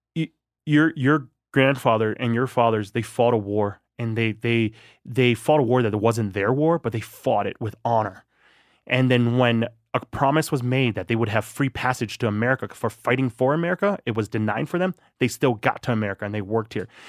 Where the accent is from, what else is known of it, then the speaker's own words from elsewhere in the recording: La Crosse, Wisconsin, United States; also born or lived in Thailand; I grew up in La Crosse, Wisconsin